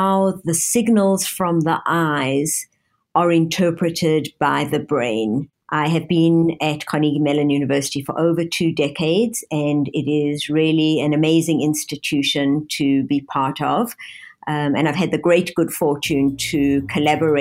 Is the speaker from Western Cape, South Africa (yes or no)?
no; Johannesburg, Gauteng, South Africa; moved away as an adult; also born or lived in London, United Kingdom / Toronto, Canada; now in Pittsburgh, United States; I grew up in Johannesburg, South Africa